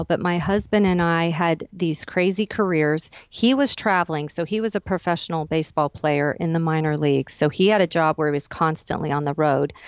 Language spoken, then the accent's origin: English; Arizona, United States; moved away as an adult; So that moved me back to my hometown of Arizona temporarily